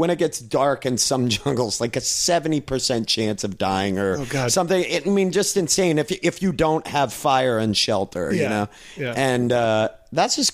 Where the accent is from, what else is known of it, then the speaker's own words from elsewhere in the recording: New England, United States; now in Southern California, United States; growing up in New England, I feel like I've dealt with cold days, but man, when it is hot here, in Southern California.